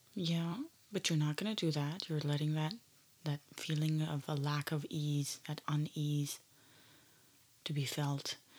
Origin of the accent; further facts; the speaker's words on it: Canada; growing up in Canada